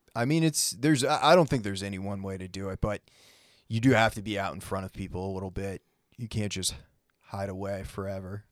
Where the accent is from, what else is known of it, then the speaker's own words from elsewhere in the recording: New England, United States; now in Nashville, United States; I grew up in New England